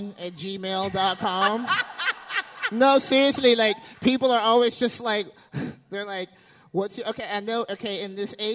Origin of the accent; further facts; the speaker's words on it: Alabama, United States; I grew up in Alabama.